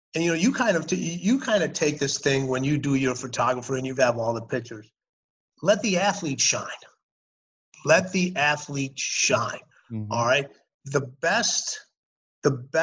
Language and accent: English; Chicago, Illinois, United States; moved away; also born or lived in Los Angeles / Houston / Washington DC / Birmingham; I grew up in Chicago. I went to elementary school, high school, mm-hmm. played college basketball in Chicago